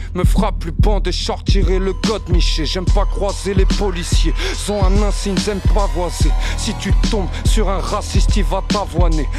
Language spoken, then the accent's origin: French; Seine-Saint-Denis, Île-de-France, France; je viens pas de Paris, je viens du 93.